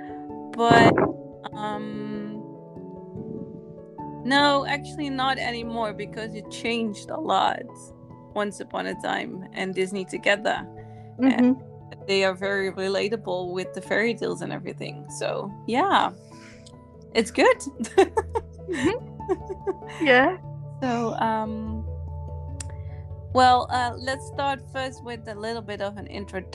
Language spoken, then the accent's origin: English; Netherlands; I'm from the Netherlands. I lived there my whole life